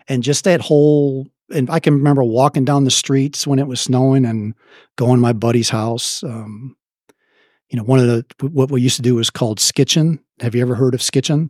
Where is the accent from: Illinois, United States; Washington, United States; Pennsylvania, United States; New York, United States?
Illinois, United States; Chicago; accent: Midwestern; moved away as an adult; now in Dallas, United States; South Side of Chicago